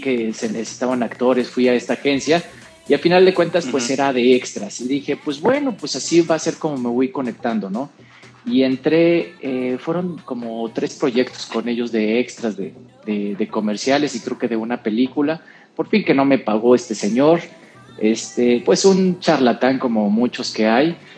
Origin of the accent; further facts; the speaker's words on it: Mexico; also born or lived in San José, Costa Rica / San Luis Potosí, Mexico; now in Mexico City, Mexico; yo nací en San José, en San José de Costa Rica, y desde muy chavo llegué a, México